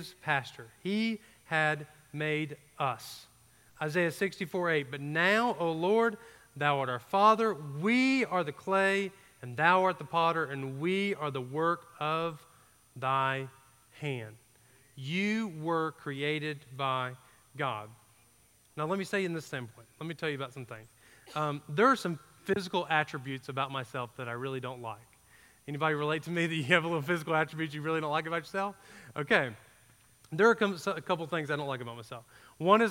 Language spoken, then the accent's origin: English; Georgia, United States; I grew up in Georgia, so we didn't get A, B, C's, and D's